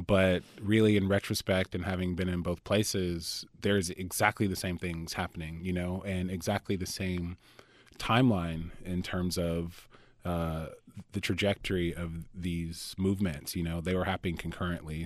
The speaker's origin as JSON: {"language": "English", "town": "Atlanta", "region": "Georgia", "country": "United States", "tie": "born or raised there", "moved": "yes", "said": "I grew up in Atlanta, Georgia. I am a multi-generational, a T alien, fifth generation."}